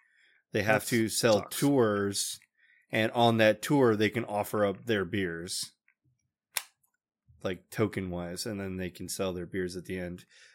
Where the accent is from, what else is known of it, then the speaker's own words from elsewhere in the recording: Noblesville, Indiana, United States; I think my Twitter, it tells you I'm from Noblesville.